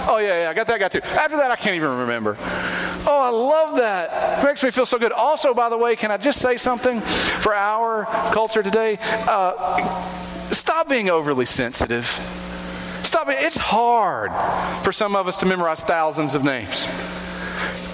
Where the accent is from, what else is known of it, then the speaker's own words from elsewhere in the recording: Kingsport, Tennessee, United States; I'm originally from Kingsport